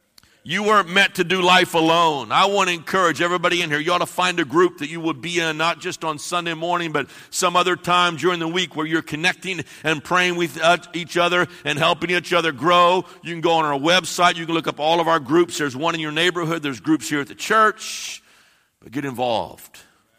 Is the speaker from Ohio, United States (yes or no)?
yes; Ohio, United States; I'm from the Midwest. We have no accent. We're just right smack in the middle. There's no accent from Ohio whatsoever, I'm sure.